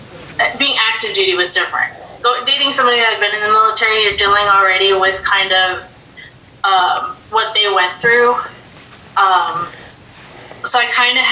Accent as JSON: {"language": "English", "town": "Los Angeles", "region": "California", "country": "United States", "tie": "born or raised there", "also_born_or_lived": "Texas / Georgia / Colorado", "moved": "as an adult", "said": "I'm from the Valley. I'm from the San Fernando Valley"}